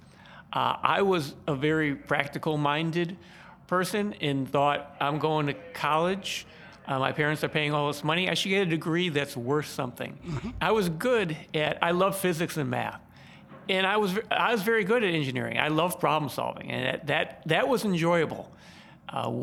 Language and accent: English; Chicago, Illinois, United States; moved away as an adult; I grew up on the southwest side of Chicago, right by Midway Airport